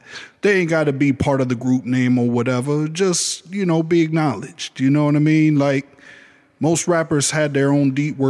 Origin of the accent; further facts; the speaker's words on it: New York City, New York, United States; now in Ohio, United States; I'm from New York City. Okay, what part? Oh, Manhattan. What? Uptown, okay. Washington Heights.